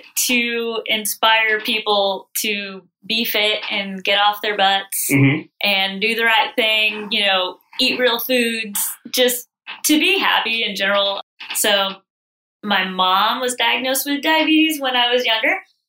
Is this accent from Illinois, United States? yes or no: no; Sugar Land, Texas, United States; moved away as an adult; now in Charleston, United States; So I'm from Texas. Okay. I grew up in Sugarland and now my parents live on our ranch. We come from ranchers.